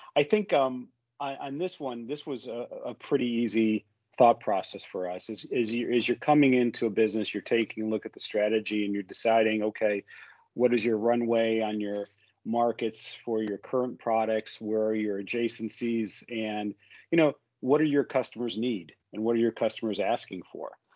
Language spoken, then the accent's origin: English; United States; I, I I, have grown businesses as an American or a North American in Europe